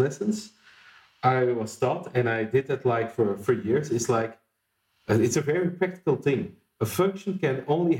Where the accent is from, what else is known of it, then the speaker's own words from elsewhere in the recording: Flanders, Belgium; also born or lived in Antwerp; I did my secondary education in my hometown, which is a small town in the northern part of Belgium